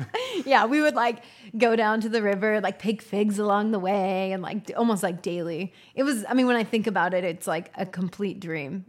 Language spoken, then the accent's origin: English; Northern California, United States; moved away as an adult; also born or lived in New York City / Los Angeles; now in Austin, United States; I grew up in Northern California, and small town